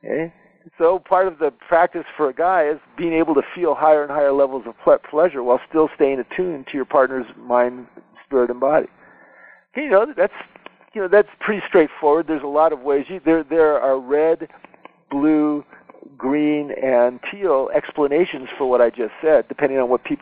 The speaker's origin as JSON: {"language": "English", "country": "United States", "said": "I'm an American"}